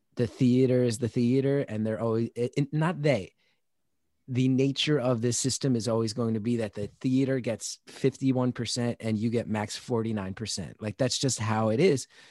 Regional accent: New Jersey, United States; I'm from New Jersey

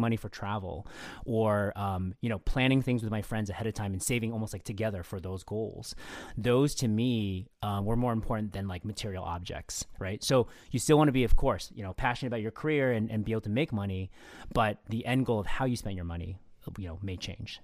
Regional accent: SF Bay Area, California, United States; I grew up in the S F Bay area, um, actually with Phil, um, but I also live there now

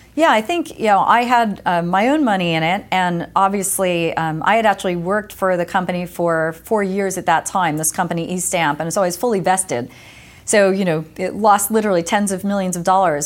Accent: Lake Apache, New Jersey, United States; moved away as an adult; also born or lived in West Coast, United States; I grew up in New Jersey

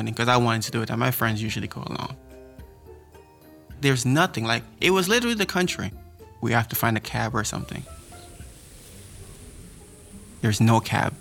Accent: New York, United States; I'm from New York

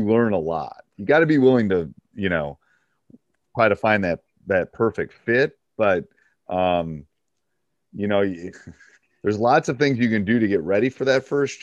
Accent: Madison, United States; also born or lived in New Hampshire; I was from Madison.

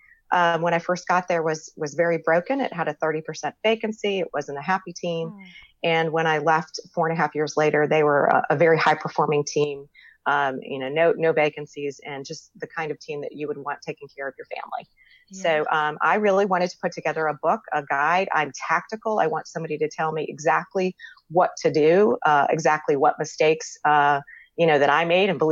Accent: Florida, United States; accent: Southern; moved away as an adult; now in North Carolina, United States; I live in North Carolina. I'm from Florida, but I've been here for 17 years

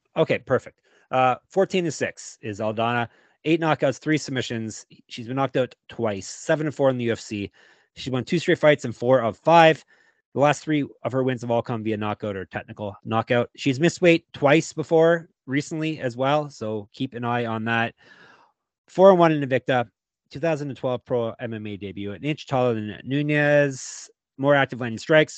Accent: Canada

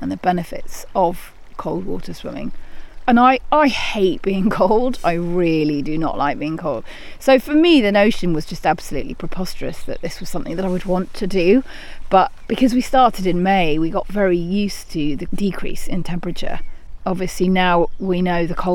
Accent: London, United Kingdom; moved away; I grew up in London and we didn't have any real natural experiences

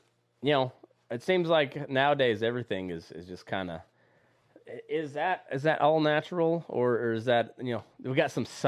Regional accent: Southeast Colorado, United States; moved away; also born or lived in Southwest Kansas; I'm originally from Southeast Colorado, and I was living there in Southwest Kansas

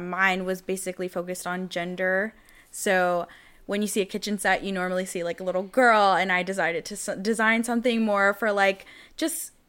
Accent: Jacksonville, North Carolina, United States; I come from Jacksonville, North Carolina.

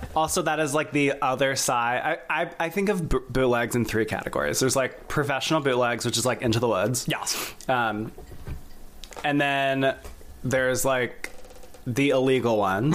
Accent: South Carolina, United States; now in New York, United States; I grew up in South Carolina.

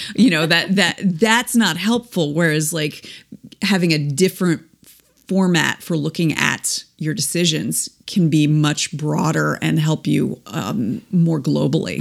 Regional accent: East Coast, United States; moved away as an adult; now in Midwest, United States; we were already uh, living in the Midwest, and we're both from the East Coast originally

